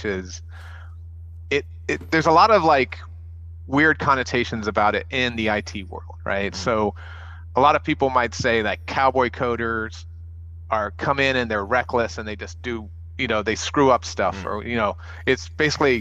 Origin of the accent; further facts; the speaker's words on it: El Paso, Texas, United States; I grew up in El Paso